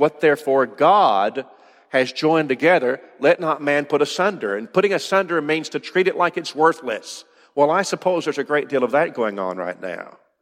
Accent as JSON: {"language": "English", "country": "United States", "said": "as an American"}